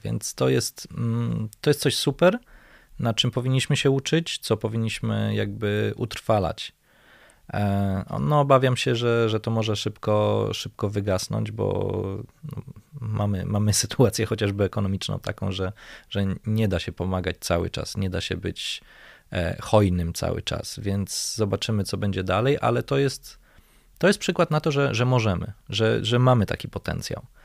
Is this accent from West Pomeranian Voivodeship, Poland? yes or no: no; Warsaw, Masovian Voivodeship, Poland; będąc warszawiakiem od urodzenia, mieszkając w tym mieście